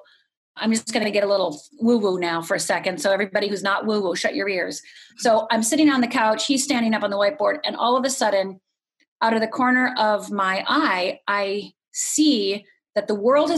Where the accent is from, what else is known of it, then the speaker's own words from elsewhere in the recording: Upper Michigan, United States; moved away as an adult; also born or lived in Los Angeles; growing up in Upper Michigan